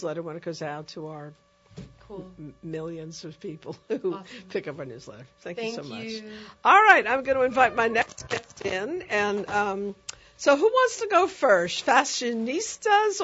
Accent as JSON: {"language": "English", "town": "New York City", "region": "New York", "country": "United States", "tie": "born or raised there", "said": "I grew up in the Bronx"}